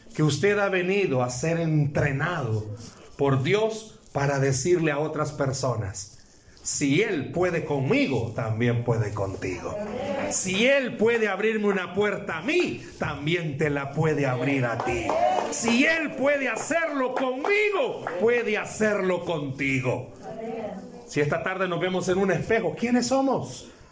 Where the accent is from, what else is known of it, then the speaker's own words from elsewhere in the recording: El Salvador; Vengo del Salvador